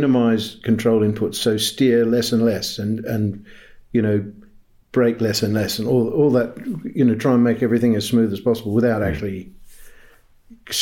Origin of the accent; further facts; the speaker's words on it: Australia; now in United Kingdom; Where I was born in Australia, right up there.